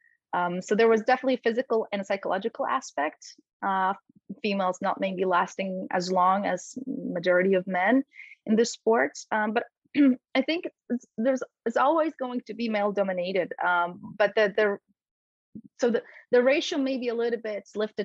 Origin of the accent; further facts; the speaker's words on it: Poland; English is a second language; moved away; I grew up in Poland, and this is where I actually started my martial arts journey